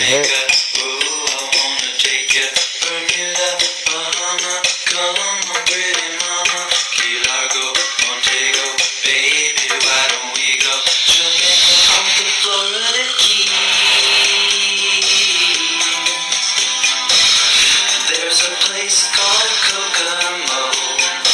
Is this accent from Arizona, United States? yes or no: no; New York, United States; I'm from New York.